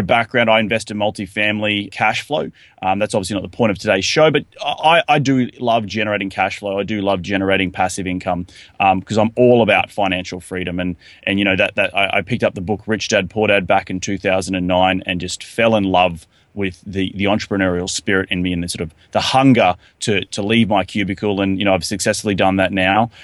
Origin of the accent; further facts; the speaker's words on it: Australia; moved away as an adult; Being an Australian myself, coming to the United States